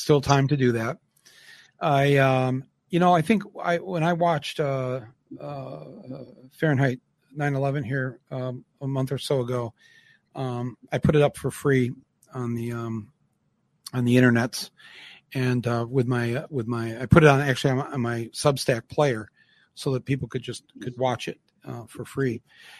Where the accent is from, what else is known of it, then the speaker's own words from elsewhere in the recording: United States; as an American